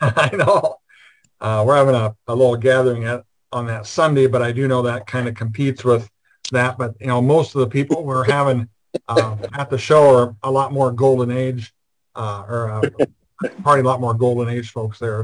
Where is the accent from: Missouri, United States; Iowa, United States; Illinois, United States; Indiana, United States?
Iowa, United States; I'm from Iowa.